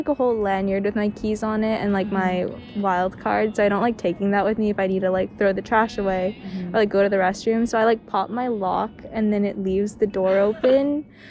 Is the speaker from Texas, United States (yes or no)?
no; California, United States; moved away as an adult; now in Evanston, United States; I come from California